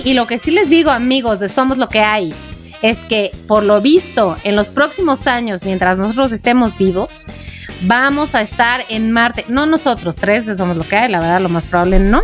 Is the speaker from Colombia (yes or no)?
no; Mexico; soy de México